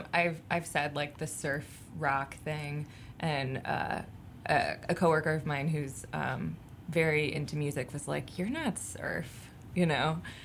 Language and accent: English; Detroit, Michigan, United States; now in Chicago, United States; I'm from, like, the Metro Detroit area